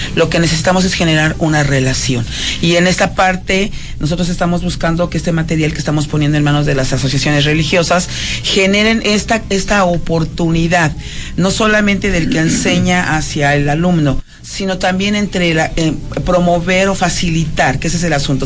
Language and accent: Spanish; Mexico City, Mexico; De la Ciudad de México, de la amada Ciudad de México